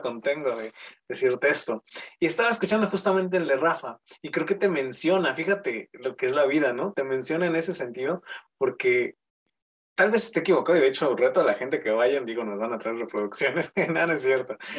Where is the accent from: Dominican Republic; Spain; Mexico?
Mexico; Mexico City; aquí en la Ciudad de México, yo soy de la Ciudad de México